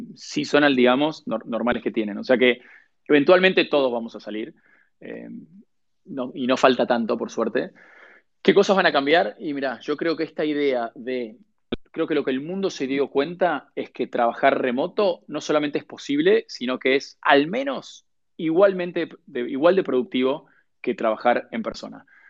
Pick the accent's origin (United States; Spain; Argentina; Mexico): Argentina; moved away as an adult